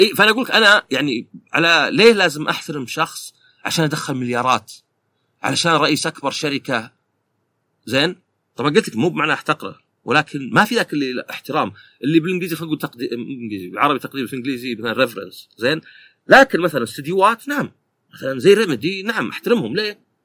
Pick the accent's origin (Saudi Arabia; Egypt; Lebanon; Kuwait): Saudi Arabia; عندنا في السعوديه